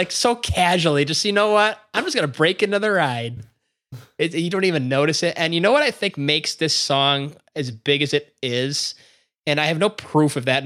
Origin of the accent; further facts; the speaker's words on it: Chicago, Illinois, United States; we're all from Chicago